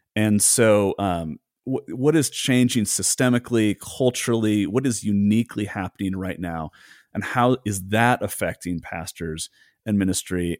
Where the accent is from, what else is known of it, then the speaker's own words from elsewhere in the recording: United States; as an American